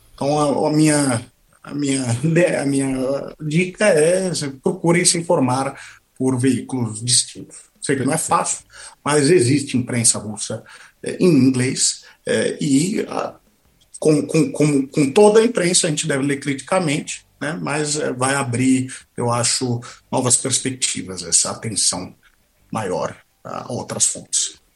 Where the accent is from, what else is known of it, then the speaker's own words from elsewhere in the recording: Brazil; moved away as an adult; now in Moscow, Russia; nós, como brasileiros